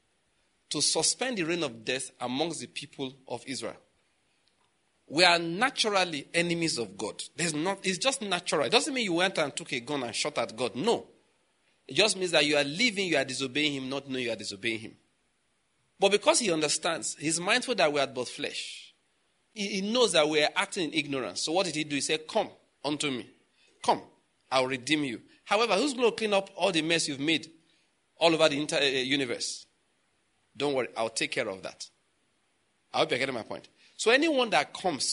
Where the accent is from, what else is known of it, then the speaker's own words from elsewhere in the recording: Western Nigeria, Nigeria; I'm from Western Nigeria, so I know about the culture over there